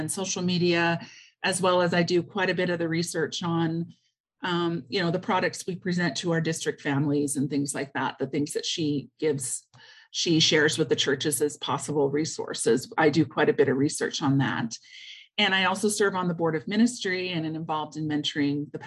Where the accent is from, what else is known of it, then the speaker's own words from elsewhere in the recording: Kansas, United States; moved away as an adult; now in Alberta, Canada; I grew up in Kansas and went to the seminary is how I met my husband, and he brought me up here.